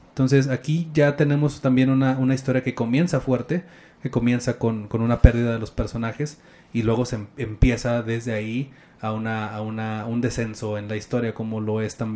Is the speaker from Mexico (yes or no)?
yes; Mexico; Pero como buen mexicano nosotros no podemos